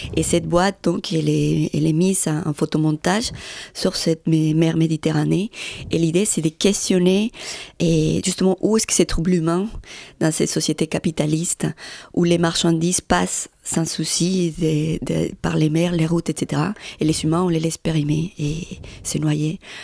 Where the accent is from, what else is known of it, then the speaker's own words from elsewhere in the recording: Medellín, Antioquia, Colombia; moved away as an adult; also born or lived in Granada, Colombia; je suis née à Granada, qui c'est juste à côté, un petit village. Et après, je suis partie à Medellín à 200, 300. Et là, j'ai vécu jusqu'à 27 ans